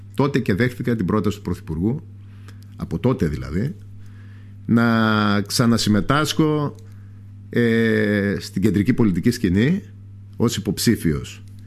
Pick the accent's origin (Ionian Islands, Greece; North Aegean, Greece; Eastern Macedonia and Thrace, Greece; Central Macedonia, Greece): North Aegean, Greece; Lesbos; από μικρός, δεν έφυγα ποτέ από τον τόπο μου.